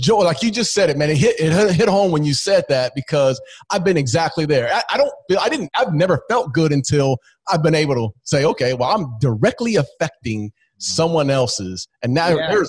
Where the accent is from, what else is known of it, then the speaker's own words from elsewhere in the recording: Phoenix, Arizona, United States; we're in Phoenix and that's my hometown